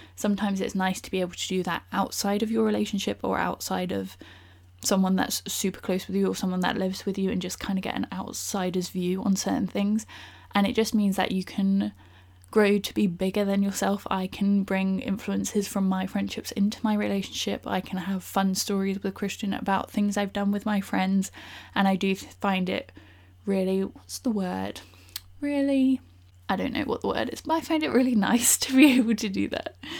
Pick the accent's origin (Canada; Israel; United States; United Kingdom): United Kingdom; Bournemouth, South West England; now in London, United Kingdom; I'm originally from Bournemouth, so I currently live in London